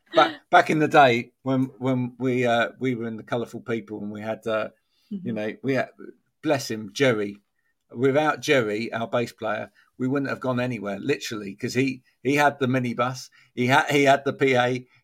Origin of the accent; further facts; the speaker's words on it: England, United Kingdom; especially because we're very English, aren't we? So, well, you're Scottish, but we're very English, some of us